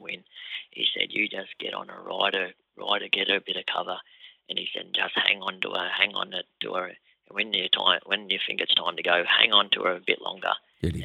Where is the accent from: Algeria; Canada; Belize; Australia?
Australia; Wagga Wagga, New South Wales; a kid growing up in Wagga